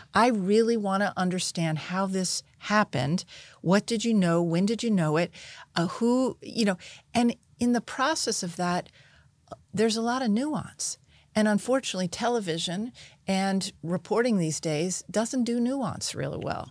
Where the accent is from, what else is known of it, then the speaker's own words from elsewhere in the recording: United States; I grew up outside of Washington